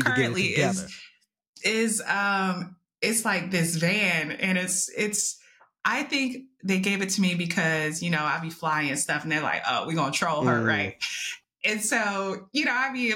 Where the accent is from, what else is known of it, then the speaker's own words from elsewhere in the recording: Bay Area, California, United States; us growing up in the Bay Area, we went to school with every type of person